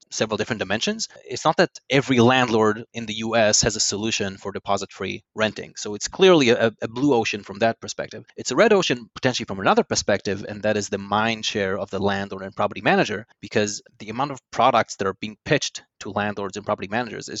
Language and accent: English; Yavne, Central District, Israel; moved away as an adult; also born or lived in London; now in New York, United States; I was born in Yavne, led a very, very boring life